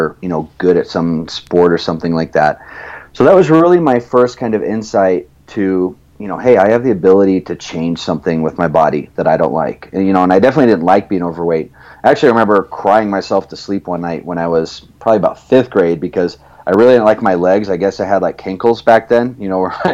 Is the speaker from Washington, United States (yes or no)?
no; Evansville, Indiana, United States; also born or lived in Phoenix, Arizona; I considered that I grew up in southern Indiana. When I was 8 years old, my dad's job moved us out to southern Indiana in Evansville